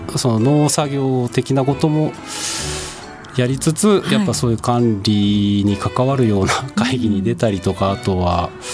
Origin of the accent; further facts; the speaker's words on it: Karatsu, Saga, Japan; moved away as an adult; now in Tokyo, Japan; 出身は佐賀県の唐津市です